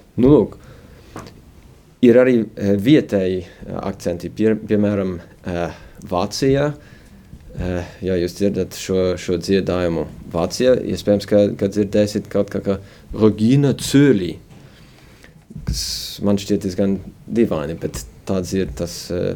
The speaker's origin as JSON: {"language": "Latvian", "country": "United States", "tie": "born or raised there", "moved": "as an adult", "lives_now": "Riga, Latvia", "said": "Es esmu dzimis un eh, arī uzaugu ASV puslatviešu ģimenē"}